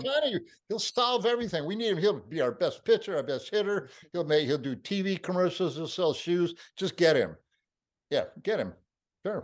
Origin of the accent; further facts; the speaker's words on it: Peoria, Illinois, United States; moved away; I'm from Peoria.